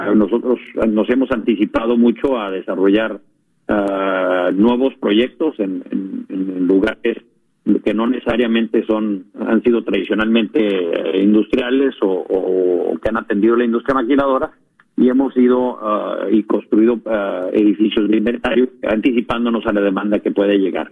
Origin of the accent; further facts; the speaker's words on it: Tamaulipas, Mexico; Originalmente arrancamos en Matamoros, Tamaulipas, somos tamaulipecos